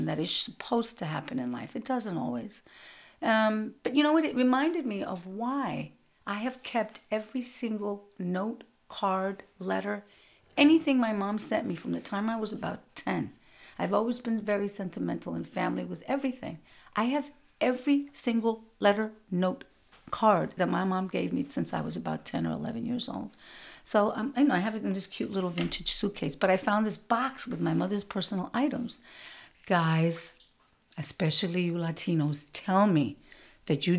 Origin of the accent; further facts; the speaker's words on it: New York City, New York, United States; growing up in Brooklyn in the 60s and 70s